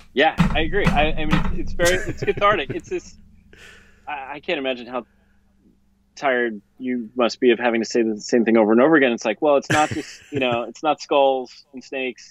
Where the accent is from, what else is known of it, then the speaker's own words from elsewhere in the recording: suburb outside of Philadelphia, Pennsylvania, United States; I grew up outside of Philly in a suburb um, outside of Philly